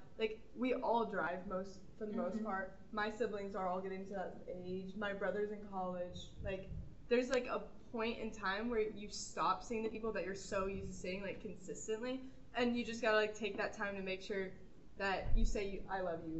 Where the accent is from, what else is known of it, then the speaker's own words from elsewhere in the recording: Louisville, Kentucky, United States; I was raised in Louisville, and my mom was, like, a single mom, so we weren't that, like, privileged when I was growing up